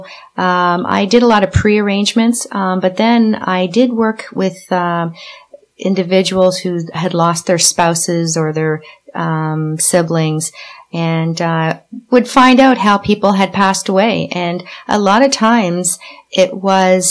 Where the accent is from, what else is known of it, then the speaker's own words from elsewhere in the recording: Quebec, Canada; We were growing up in Quebec